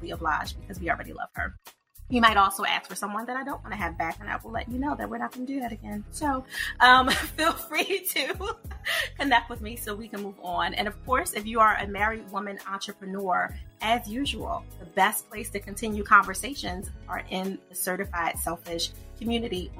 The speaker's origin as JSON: {"language": "English", "country": "United States", "said": "I'm American"}